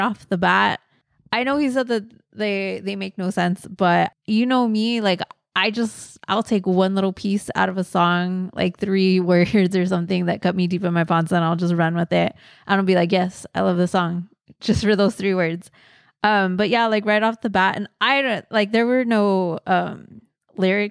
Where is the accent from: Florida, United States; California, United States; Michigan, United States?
California, United States; Montebello; my hometown, Montebello